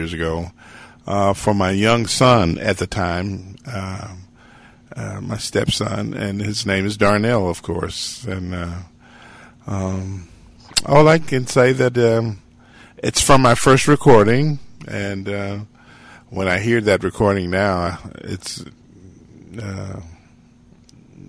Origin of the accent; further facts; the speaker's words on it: Greenwood, Mississippi, United States; I grew up in the Delta in Mississippi. And Greenwood, Mississippi is the name of the town